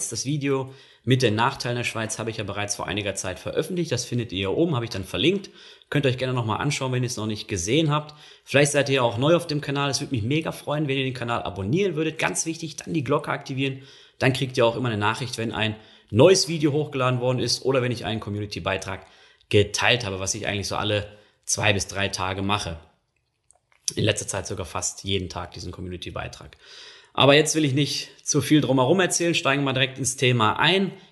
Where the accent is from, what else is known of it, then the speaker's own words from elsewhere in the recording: North Rhine-Westphalia, Germany; das ist jetzt ähm, so meine Heimatregion, also ich komme eigentlich aus dem Ruhrgebiet, aber Düsseldorf ist so der nächstgelegene große Flughafen